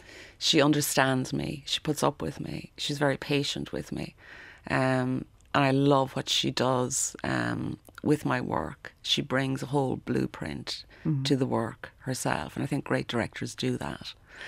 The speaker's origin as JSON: {"language": "English", "region": "Leinster", "country": "Ireland", "tie": "born or raised there", "said": "So yeah, Offaly, but I was brought up in Offaly. So Offaly does have, you know, I spent 17 years there, but not, I never really felt I was from Offaly, if that makes sense."}